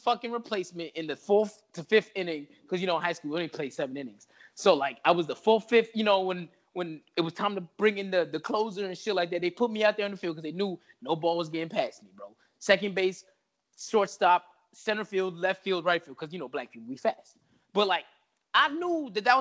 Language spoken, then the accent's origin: English; New York, United States; I'm from New York